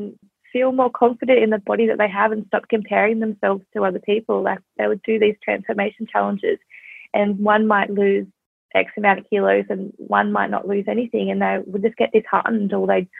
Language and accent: English; Australia; I'm from Australia